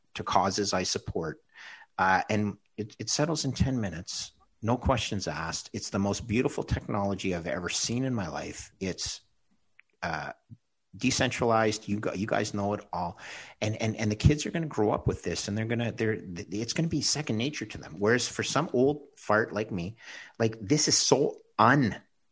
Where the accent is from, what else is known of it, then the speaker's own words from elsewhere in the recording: Canada; as a Canadian